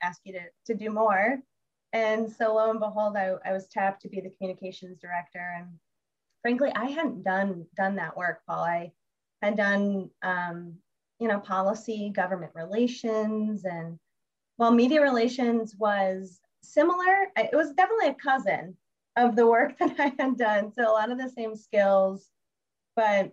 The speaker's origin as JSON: {"language": "English", "town": "Dayton", "region": "Ohio", "country": "United States", "tie": "born or raised there", "also_born_or_lived": "Columbus, Ohio / Athens, Ohio", "moved": "as an adult", "lives_now": "Cleveland, United States", "said": "grew up in the Dayton area"}